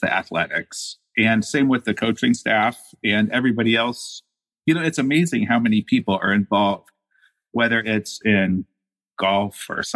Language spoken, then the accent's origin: English; Indiana, United States; Growing up in Indiana, there was always a big sense of basketball in Indiana. And I grew up in this area.